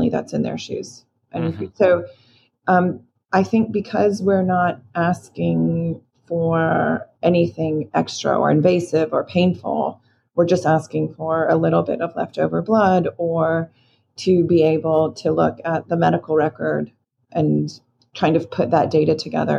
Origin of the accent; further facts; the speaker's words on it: Florida, United States; moved away; I grew up in Florida